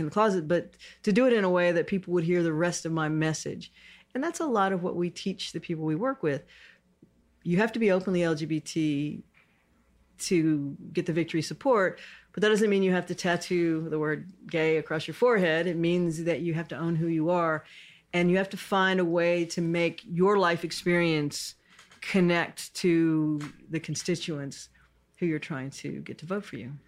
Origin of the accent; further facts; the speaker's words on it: Houston, Texas, United States; I grew up in Houston. I'm a native Houstonian